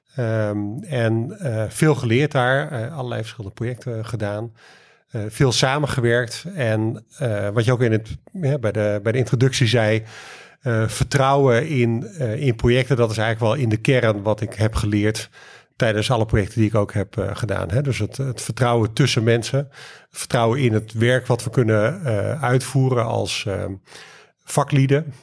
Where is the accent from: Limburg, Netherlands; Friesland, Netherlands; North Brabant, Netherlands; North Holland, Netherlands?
Friesland, Netherlands; Leeuwarden; moved away; Ik kom uh, van oorsprong uit, eh, uit Leeuwarden